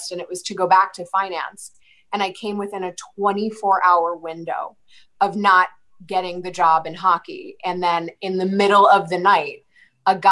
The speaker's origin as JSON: {"language": "English", "town": "Philadelphia", "region": "Pennsylvania", "country": "United States", "tie": "born or raised there", "said": "I grew up in the Philadelphia area"}